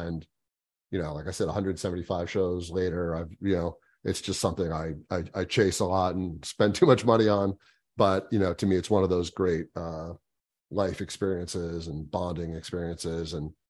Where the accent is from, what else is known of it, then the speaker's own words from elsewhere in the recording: Florida, United States; Yeah, so I was born and raised down here in South Florida.